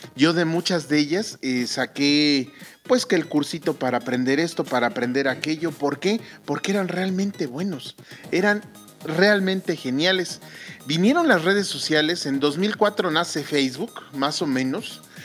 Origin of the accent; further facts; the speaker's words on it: Mexico; aquí en mi país, en México